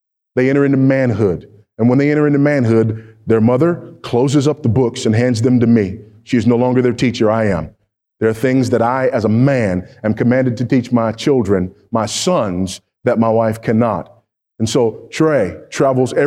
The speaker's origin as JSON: {"language": "English", "region": "California", "country": "United States", "tie": "born or raised there", "said": "my home state of California"}